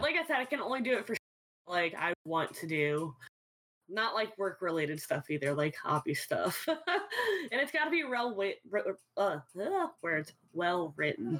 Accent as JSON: {"language": "English", "town": "New Orleans", "region": "Louisiana", "country": "United States", "said": "I'm from New Orleans"}